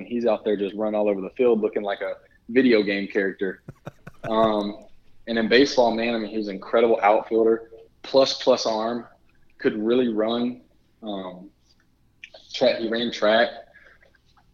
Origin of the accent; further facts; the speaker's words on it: Texas, United States; accent: a little bit of an accent from the South; I do have a little bit of a draw, a little bit of an accent from the South